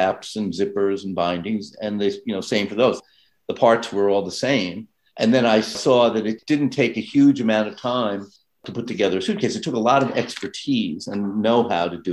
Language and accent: English; New York City, New York, United States; I grew up, born and raised in New York